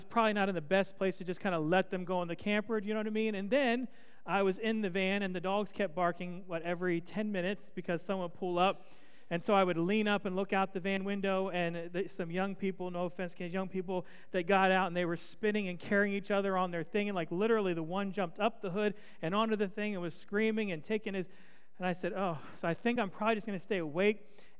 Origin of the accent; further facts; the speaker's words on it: the East, United States; I grew up in the East. It's different than here.